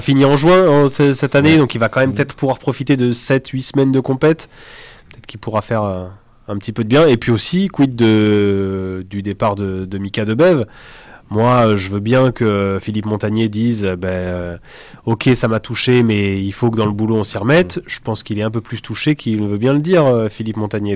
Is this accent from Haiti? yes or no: no; Limoges, Nouvelle-Aquitaine, France; moved away as an adult; now in Toulouse, France; Je viens de Limoges